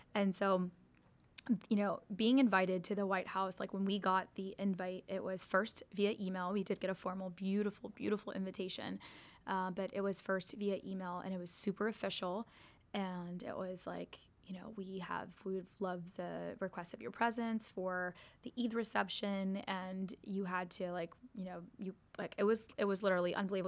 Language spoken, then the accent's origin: English; United States; growing up in America